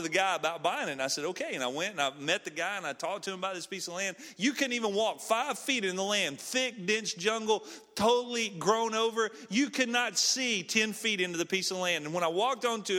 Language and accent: English; Snead, Alabama, United States; moved away as an adult; now in Ecuador; I'm from Alabama. I'm from a small town called Sneed, Alabama.